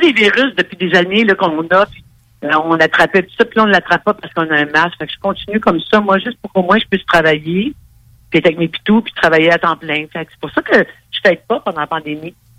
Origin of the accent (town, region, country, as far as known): Montreal, Quebec, Canada